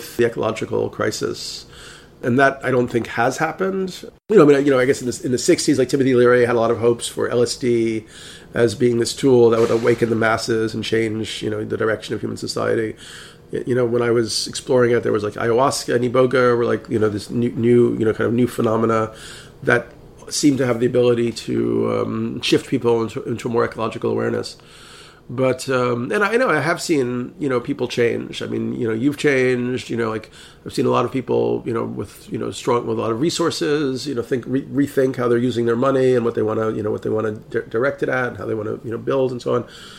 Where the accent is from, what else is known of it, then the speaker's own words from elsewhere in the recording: New York City, New York, United States; I'm from New York City